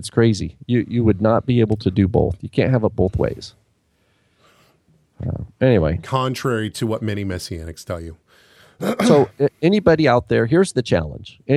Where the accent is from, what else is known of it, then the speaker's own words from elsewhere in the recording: Canada; Trust me, I'm a Canadian here.